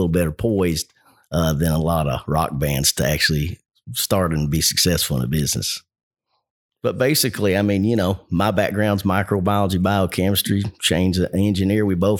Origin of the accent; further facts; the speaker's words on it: Kentucky, United States; also born or lived in Covington; Yeah, I've lived all over Kentucky. I was actually born in Covington, Kentucky, northern Kentucky, and grew up in south central Kentucky in Clinton County, and then went to school at University of Kentucky